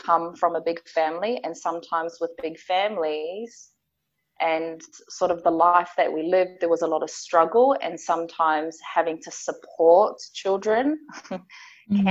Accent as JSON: {"language": "English", "region": "Auckland", "country": "New Zealand", "tie": "born or raised there", "also_born_or_lived": "Pawarenga, Northland, New Zealand", "said": "I'm from a little place called Pawerenga, which is all the way up north. And I grew up in a place called Otara in South Auckland in New Zealand."}